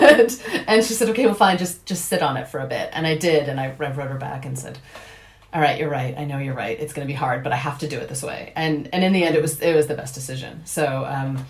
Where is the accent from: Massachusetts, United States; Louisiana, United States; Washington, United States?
Washington, United States; Seattle; accent: American; moved away as an adult; now in Dublin, Ireland; I am originally from Seattle, Washington